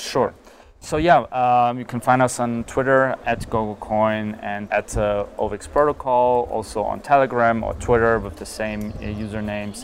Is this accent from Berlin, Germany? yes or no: yes; Berlin, Germany; moved away as an adult; also born or lived in London; now in Zug, Switzerland; So I grew up in Germany, in Berlin, Germany.